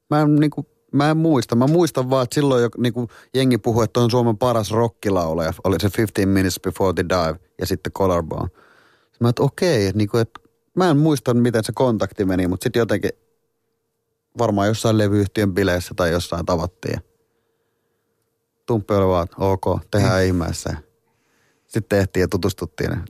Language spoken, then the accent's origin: Finnish; Voikkaa, Kymenlaakso, Finland; moved away as an adult; now in Lahti, Finland; Ei, mä oon koska Voikkaalta kotoisin. Mä oon vasta täysikäisenä Lahteen muuttanut.